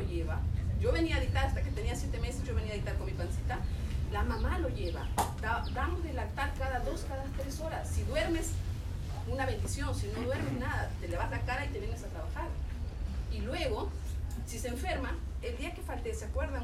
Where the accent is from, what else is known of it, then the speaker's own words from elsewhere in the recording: Chincha Alta, Ica, Peru; moved away as an adult; Yo soy de Chincha, estudié en ICA, terminé a los 20 años la universidad